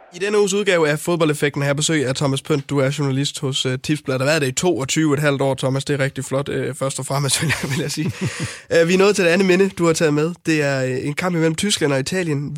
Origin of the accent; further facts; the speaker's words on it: North Jutland, North Denmark Region, Denmark; min opvækst i Nordjylland